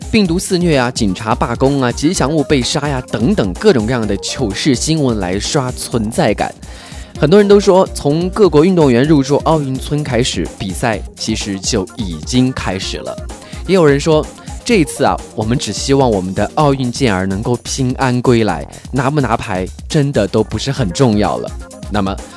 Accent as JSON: {"language": "Chinese", "country": "China", "said": "我们中国人"}